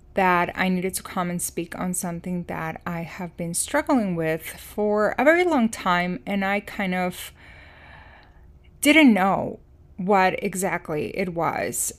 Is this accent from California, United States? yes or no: no; Chicago, Illinois, United States; moved away as an adult; also born or lived in Iowa City, Iowa; my hometown and, um, Chicago area